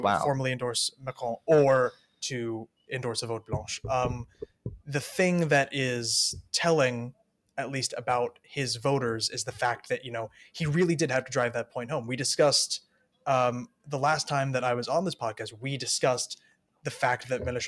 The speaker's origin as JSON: {"language": "English", "country": "United States", "said": "we're both American"}